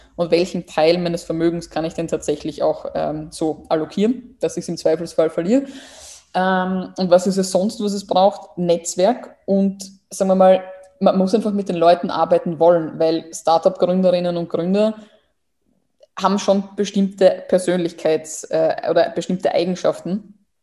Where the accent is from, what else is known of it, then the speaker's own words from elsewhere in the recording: Burgenland, Austria; moved away; ich komme aus dem Burgenland